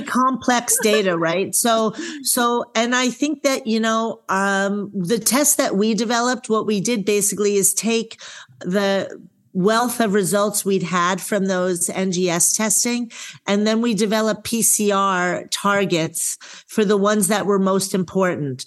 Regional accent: New York, United States; now in Eugene, Oregon, United States; I'm a girl from New York

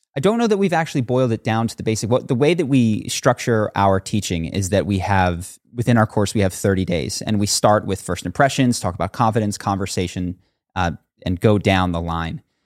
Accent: Philadelphia, Pennsylvania, United States; moved away as an adult; also born or lived in Brazil / New York; now in California, United States; I grew up on the East Coast

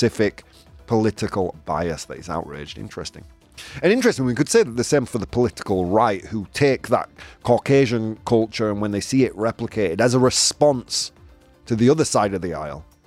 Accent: United Kingdom; now in Spain; I was raised in Britain.

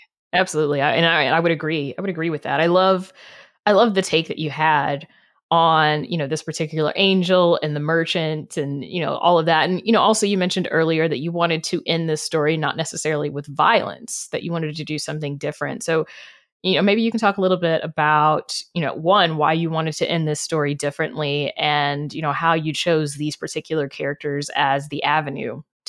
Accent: the South, United States; I grew up in the South. I know.

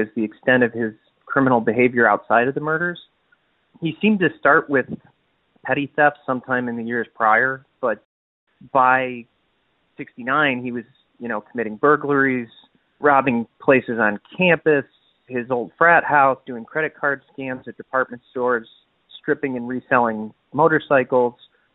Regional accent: Detroit, Michigan, United States; I'm a filmmaker from Detroit.

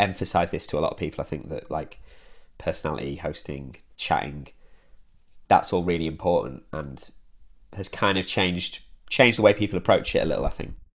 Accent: Derbyshire, East Midlands, United Kingdom; moved away as an adult; also born or lived in Hull; now in Manchester, United Kingdom; I grew up in Derbyshire, and then I went to university in Hull, and then I moved to Manchester after university

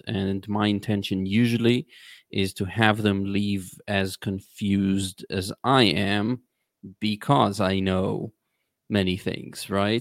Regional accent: Israel; I was born in Israel

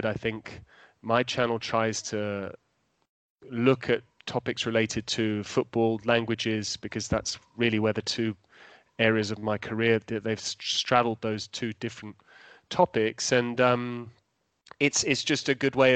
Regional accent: England, United Kingdom; moved away as an adult; also born or lived in London; now in Italy; I got pigeonholed as an Italian commentator in England despite being English, and I had to move to Italy to actually commentate in English

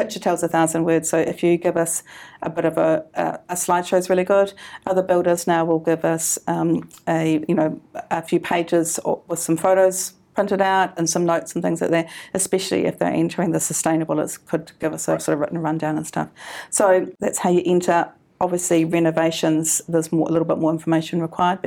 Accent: Canterbury, New Zealand; I'm from Canterbury

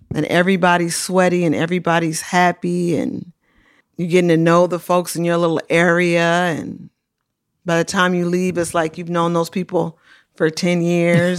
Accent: Oakland, California, United States; I come from Oakland

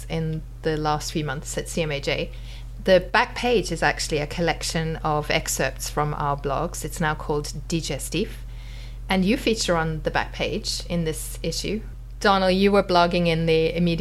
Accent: South Africa; moved away; When I was young, I grew up in South Africa

